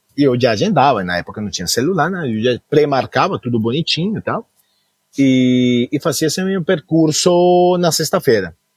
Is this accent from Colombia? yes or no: yes; Cali, Valle del Cauca, Colombia; also born or lived in Goiânia / São Paulo; now in United States; Eu nasci na Colômbia, nasci especificamente em Cali